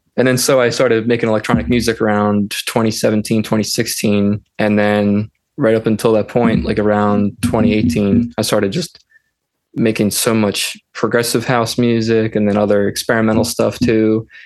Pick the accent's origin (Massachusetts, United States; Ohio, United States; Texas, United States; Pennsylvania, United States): Pennsylvania, United States; Philadelphia; I am from Pennsylvania, Philadelphia, or Philadelphia, Pennsylvania